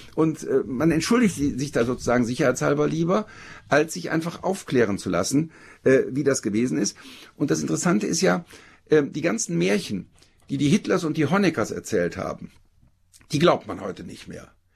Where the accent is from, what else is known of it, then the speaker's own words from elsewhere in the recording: Germany; Ich bin gerade als Deutscher